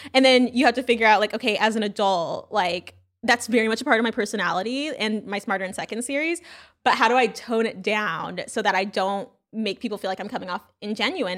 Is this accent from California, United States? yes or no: yes; California, United States; also born or lived in Brooklyn, New York / Louisiana; I'm from California